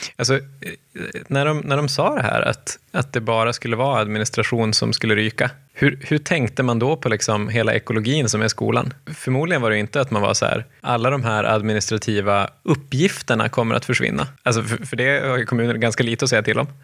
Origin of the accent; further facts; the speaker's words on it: Malmö, Skåne, Sweden; När jag växte upp i Oxie på 70-talet